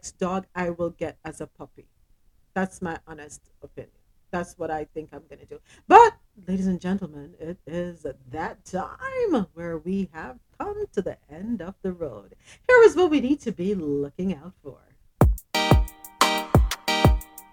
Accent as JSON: {"language": "English", "country": "Jamaica", "tie": "born or raised there", "said": "Growing up in Jamaica"}